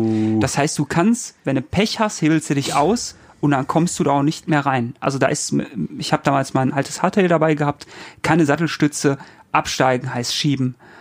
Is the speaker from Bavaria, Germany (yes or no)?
no; North Rhine-Westphalia, Germany; Ich komme ja, komm aus NRW